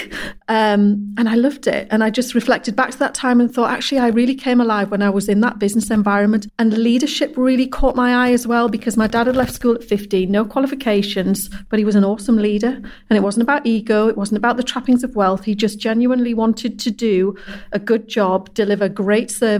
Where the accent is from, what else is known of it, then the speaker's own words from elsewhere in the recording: Guisborough, North East England, United Kingdom; also born or lived in Hexham, Northumberland; moved to Gisborough when I was 3 years old